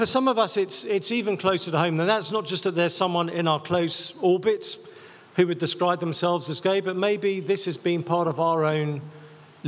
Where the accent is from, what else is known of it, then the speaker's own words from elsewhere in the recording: England, United Kingdom; I'm English